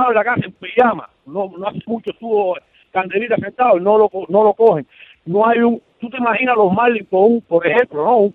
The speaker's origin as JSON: {"language": "Spanish", "country": "Cuba", "moved": "yes", "lives_now": "Miami, United States", "said": "Yo soy cubano"}